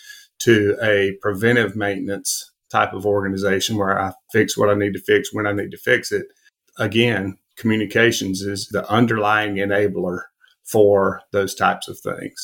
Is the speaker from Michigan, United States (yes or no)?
no; Alabama, United States; growing up in Alabama, it's hard not to be an Alabama fan.